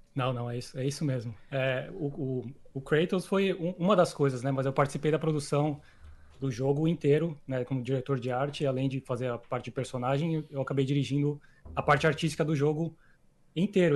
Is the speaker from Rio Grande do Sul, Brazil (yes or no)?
no; São Paulo, Brazil; moved away as an adult; eu sou de São Paulo, eu cresci em São Paulo, Ipiranga